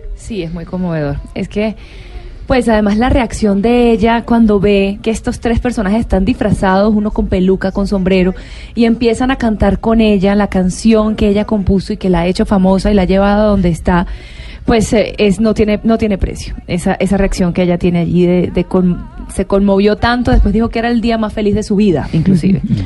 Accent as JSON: {"language": "Spanish", "country": "Venezuela", "said": "yo como venezolana"}